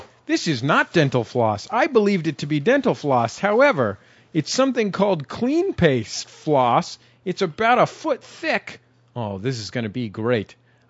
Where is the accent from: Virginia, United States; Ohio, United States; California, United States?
California, United States; San Francisco; San Francisco, my hometown.